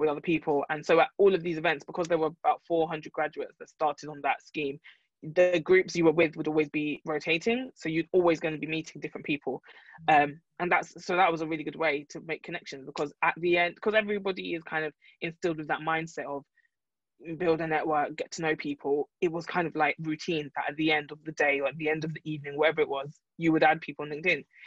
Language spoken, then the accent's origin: English; London, United Kingdom; I'm from London